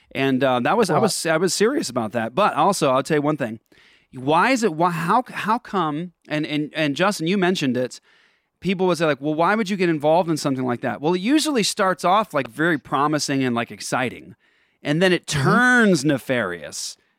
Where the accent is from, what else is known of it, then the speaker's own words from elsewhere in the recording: Japan; also born or lived in Netherlands; I mean, I grew up in Japan and Holland.